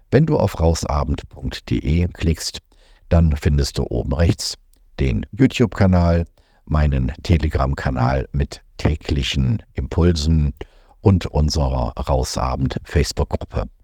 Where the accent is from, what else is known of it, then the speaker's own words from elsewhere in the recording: Germany; moved away as an adult; 2020 hat es mir gereicht. Ich bin aus Deutschland weg, wollte eigentlich nur nach Panama auswandern und dort bleiben